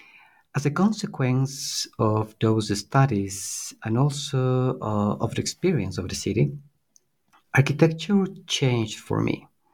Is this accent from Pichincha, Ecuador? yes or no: yes; Quito, Pichincha, Ecuador; Certainly. I was born and raised in Quito. It is where I did my degree in architecture, at Universidad San Francisco de Quito